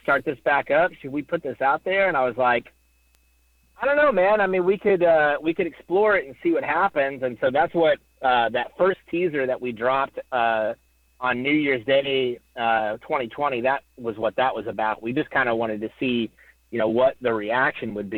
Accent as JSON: {"language": "English", "region": "Oklahoma", "country": "United States", "said": "I'm from Oklahoma, not Indiana"}